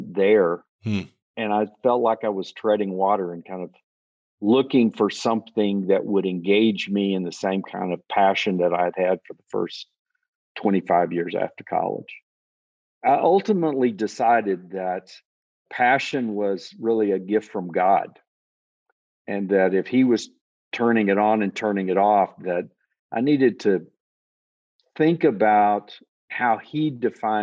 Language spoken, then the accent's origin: English; Texas, United States; moved away as an adult; also born or lived in Arkansas; I grew up in Texas